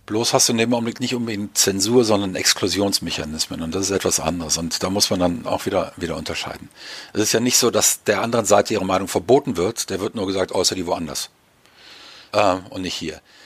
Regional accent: Germany; Ich darf als Deutscher

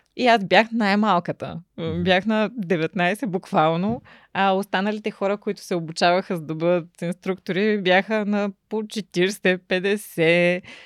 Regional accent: Ruse, Ruse Province, Bulgaria; also born or lived in Shumen / Varna; Рус е моя роден град

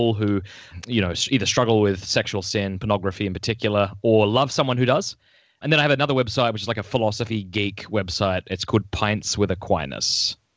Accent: Australia; moved away as an adult; now in United States; I'm originally from Australia

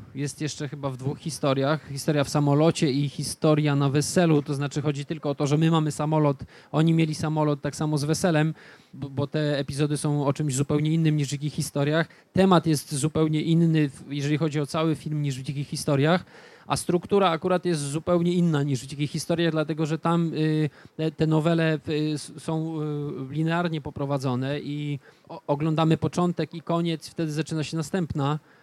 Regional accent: Stargard, West Pomeranian Voivodeship, Poland; w mieście, w którym się wychowywałem, w Stargardzie

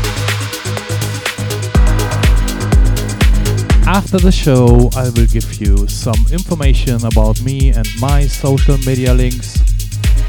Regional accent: Cologne, North Rhine-Westphalia, Germany; today from my hometown, Cologne

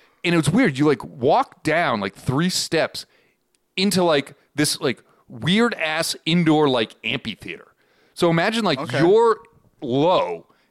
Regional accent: Boston, Massachusetts, United States; I remember in my hometown, we had a cable access.

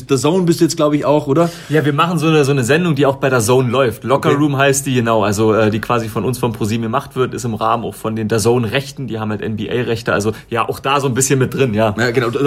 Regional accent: Königs Wusterhausen, Brandenburg, Germany; also ich komme aus Königs Wusterhausen bei Brandenburg

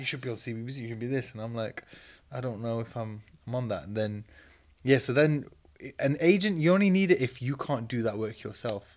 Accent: Manchester, North West England, United Kingdom; moved away; also born or lived in Leeds; I grew up in Cheatham Mill in Manchester

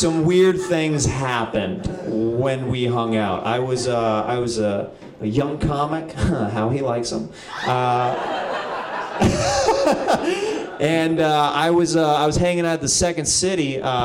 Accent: Kansas, United States; moved away; I moved away from Kansas

